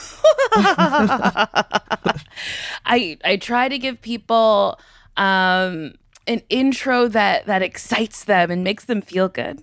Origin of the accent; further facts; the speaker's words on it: Middletown, New Jersey, United States; I'm from Middletown, New Jersey